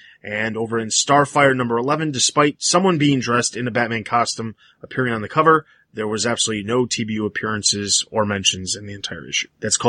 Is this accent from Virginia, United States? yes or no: no; Chicago, Illinois, United States; I'm from Chicago. I say everything A's.